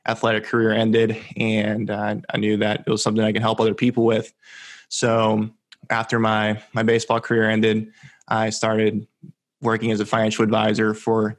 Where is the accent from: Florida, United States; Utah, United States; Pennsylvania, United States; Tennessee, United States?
Florida, United States; Central; also born or lived in Venezuela; I grew up in Central Florida